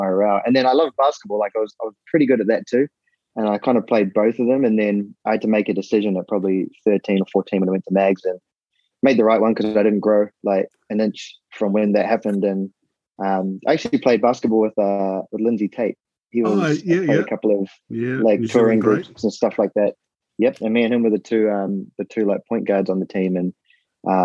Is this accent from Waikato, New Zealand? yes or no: no; Whangarei, Northland, New Zealand; moved away as an adult; also born or lived in Auckland, New Zealand / Barnsley, England; now in Orlando, United States; growing up in Whangarei